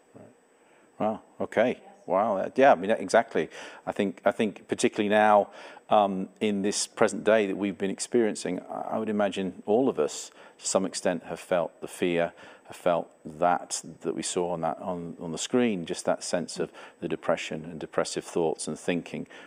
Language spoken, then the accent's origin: English; England, United Kingdom; now in Canada; I have a different accent. I'm not from Canada originally. I'm an English person.